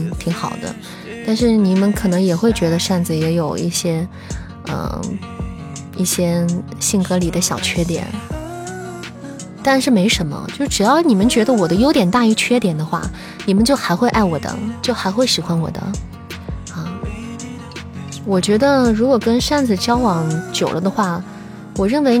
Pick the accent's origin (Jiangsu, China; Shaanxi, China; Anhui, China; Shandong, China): Shaanxi, China; Xi'an; 就是虽然我不是我是个土生土长的西安人，但是我也在这个环境下长大了。